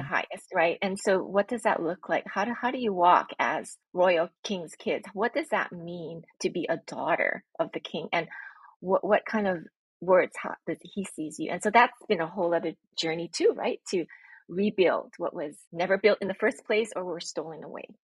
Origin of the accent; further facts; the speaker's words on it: Honolulu, Hawaii, United States; I'm born and raised in Honolulu, Hawaii